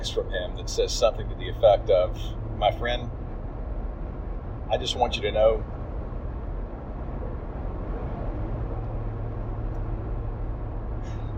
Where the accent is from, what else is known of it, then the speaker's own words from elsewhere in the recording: Atlanta, Georgia, United States; we were from Atlanta.